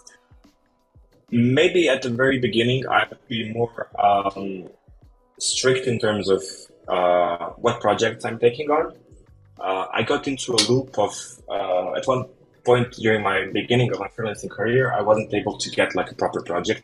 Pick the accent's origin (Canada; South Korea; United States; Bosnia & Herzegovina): Bosnia & Herzegovina; I'm a freelancer from Bosnia